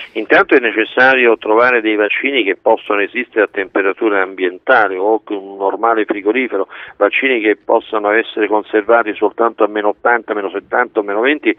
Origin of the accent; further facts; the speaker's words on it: Italy; io sono nato in Italia